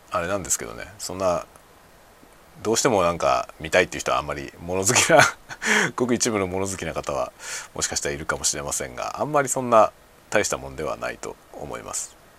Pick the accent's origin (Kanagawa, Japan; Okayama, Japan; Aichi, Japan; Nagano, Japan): Kanagawa, Japan; moved away as an adult; now in Hokkaido, Japan; 僕はもともと神奈川県の出身